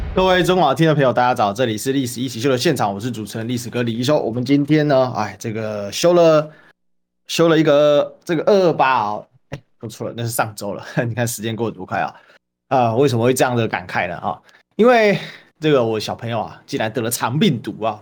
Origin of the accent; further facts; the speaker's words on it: Taiwan; 身为一个台湾人哦